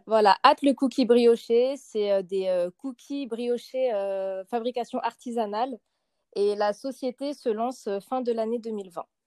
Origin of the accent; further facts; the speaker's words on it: Lyon, Auvergne-Rhône-Alpes, France; je suis lyonnaise